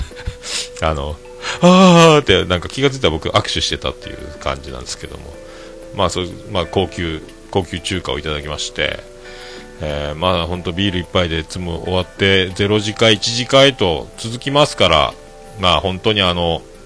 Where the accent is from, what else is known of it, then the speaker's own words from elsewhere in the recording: Fukuoka, Japan; 福岡から来たおっさん